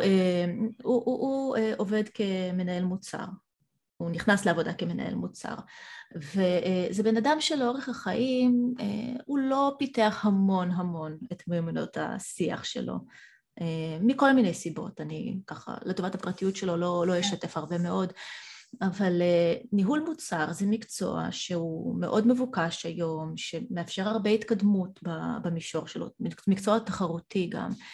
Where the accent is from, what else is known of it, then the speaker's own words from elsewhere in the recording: Israel; Hebrew is a second language; also born or lived in Soviet Union; הגעתי צעירה מדי, כי ילידת חורף עוד, עוד לא הייתי בת שש אפילו. אה, בלי השפה העברית, אה, עליתי בגיל ארבע מ, מברית המועצות